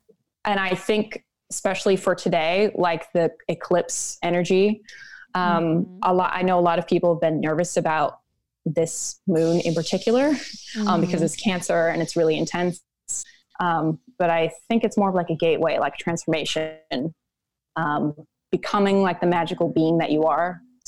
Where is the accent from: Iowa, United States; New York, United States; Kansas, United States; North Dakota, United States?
North Dakota, United States; born there; also born or lived in Minnesota / Nebraska / Oregon / California; I was born in North Dakota and I moved a lot. So I was in like Minnesota, Nebraska, Oregon, California. I moved quite a bit.